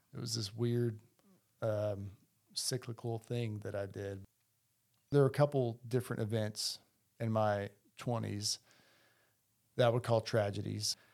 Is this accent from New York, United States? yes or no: no; Heber Springs, Arkansas, United States; also born or lived in Toronto, Canada; now in Bentonville, United States; we grew up in a small town, Heber Springs, Arkansas, Central Arkansas